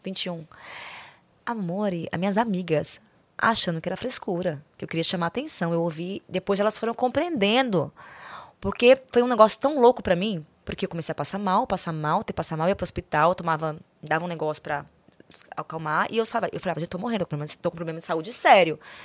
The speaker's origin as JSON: {"language": "Portuguese", "town": "Goiânia", "region": "Goiás", "country": "Brazil", "tie": "born or raised there", "said": "nasci em Goiânia"}